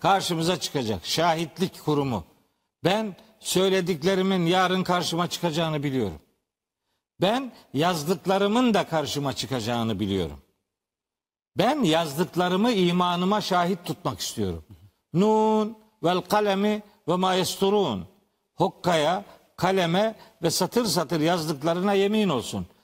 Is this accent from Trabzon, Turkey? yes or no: yes; Trabzon, Turkey; ben Trabzonluyum